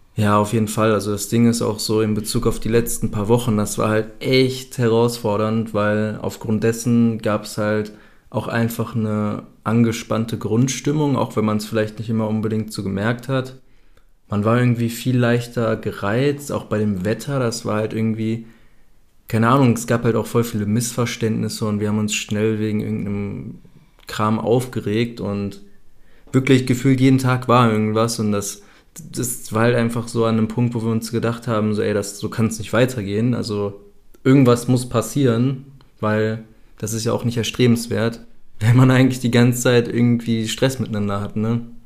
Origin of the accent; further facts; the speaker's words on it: Germany; moved away as an adult; ich bin ja auch aus Deutschland ausgewandert, beziehungsweise habe mich abgemeldet, habe vorher noch zu Hause gelebt